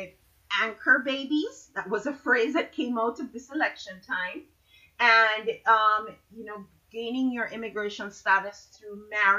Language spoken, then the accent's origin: English; Jamaica; now in Florida, United States; I'm from Jamaica